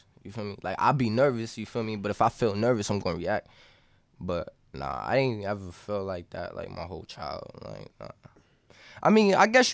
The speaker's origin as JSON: {"language": "English", "town": "Boston", "region": "Massachusetts", "country": "United States", "said": "Southside, like Mattapan"}